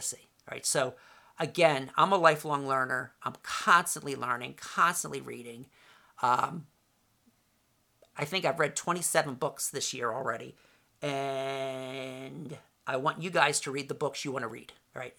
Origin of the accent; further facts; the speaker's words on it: Voorhees, New Jersey, United States; also born or lived in Camden, New Jersey; I lived in Voorhees, moved there in 1970 from Camden